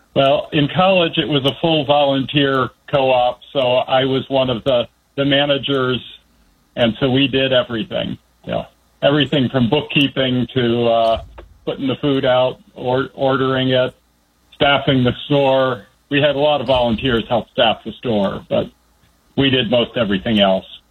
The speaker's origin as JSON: {"language": "English", "town": "Washington", "region": "District of Columbia", "country": "United States", "tie": "born or raised there", "also_born_or_lived": "Northern Virginia / Bethesda, Maryland / Indiana", "said": "I grew up in the D.C. area. I was actually born in Northern Virginia, grew up in Northwest D.C., and went to junior high and high school in uh, Bethesda"}